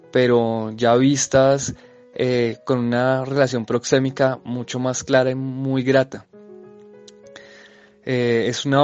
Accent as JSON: {"language": "Spanish", "country": "Colombia", "said": "nuestra conciencia como colombianos. Nosotros tenemos mucho que ver con España, que es de donde viene la obra, es parte de su cultura, de su pasado y de su patrimonio cultural. Entonces, los colombianos debemos verlo como una obra propia"}